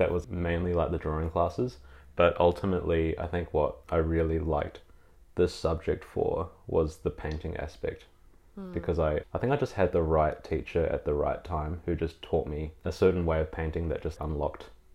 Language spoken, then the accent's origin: English; New Zealand; now in Melbourne, Australia; growing up in New Zealand, I was definitely like an art kid